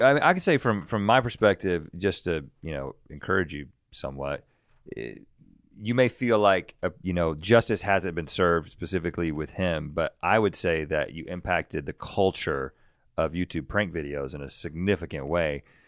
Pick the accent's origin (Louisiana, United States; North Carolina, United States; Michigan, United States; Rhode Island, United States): North Carolina, United States; mid 30s, maybe even older than that now, growing up in North Carolina and surrounded by tobacco fields